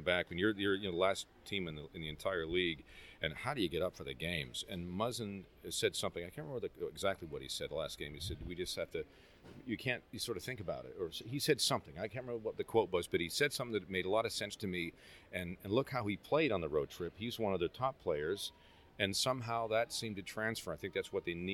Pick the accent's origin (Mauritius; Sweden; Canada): Canada; moved away; when I was a kid growing up in the Great White North